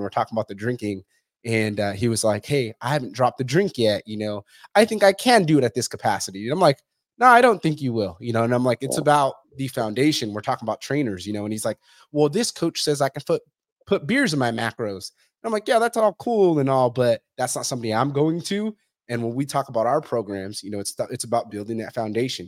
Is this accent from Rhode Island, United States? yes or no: no; Fresno, California, United States; I'm from Fresno